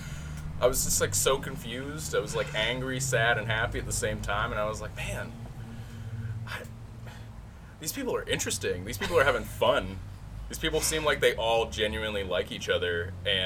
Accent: Delaware, United States; I'm from Delaware originally

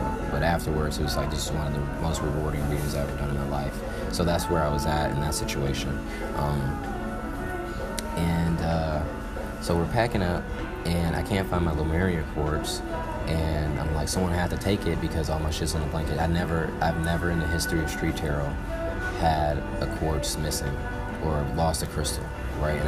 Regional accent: Atlanta, Georgia, United States; I'm from Atlanta

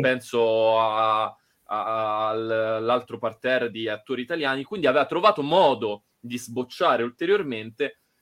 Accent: Rome, Lazio, Italy; siamo romani

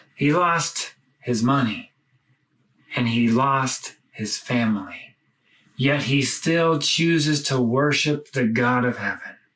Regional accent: United States; moved away as an adult; now in Lebanon; my home country, the United States

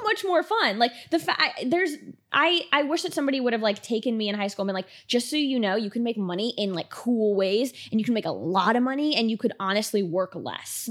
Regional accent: Miami, Florida, United States; moved away as an adult; now in Los Angeles, United States; born and raised in Miami, went straight from there to L A when I moved here five years ago

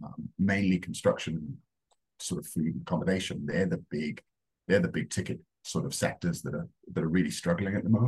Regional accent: Wales, United Kingdom; moved away as an adult; also born or lived in Reading / London; now in Australia; in Wales, where I'm from, as you can tell, I'm not Australian, you go on work experience at 13

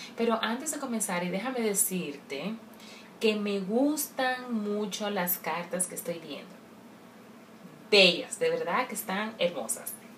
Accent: Dominican Republic; como buena dominicana que soy

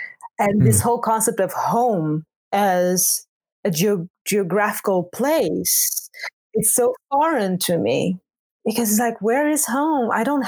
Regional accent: Portugal; moved away as an adult; also born or lived in Angola; now in Netherlands; And I was born in Angola and grew up in Portugal.

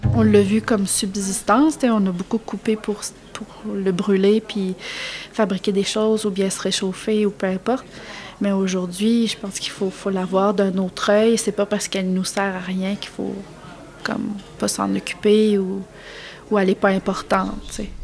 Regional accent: Beauce, Quebec, Canada; now in Îles-de-la-Madeleine, Canada; j'ai grandi en Beauce

